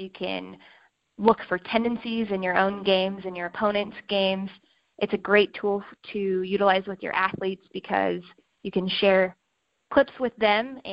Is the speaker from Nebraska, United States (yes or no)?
yes; Omaha, Nebraska, United States; also born or lived in Lincoln, Nebraska; I grew up in Omaha, Nebraska.